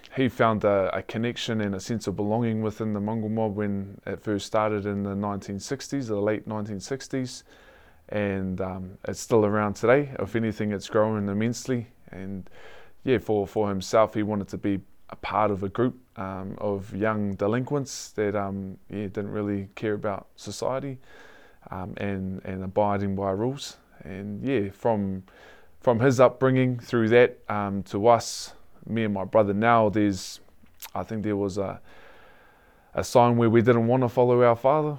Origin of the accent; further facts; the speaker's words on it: Hastings, Hawke's Bay, New Zealand; also born or lived in Taradale; born and born and raised in Hastings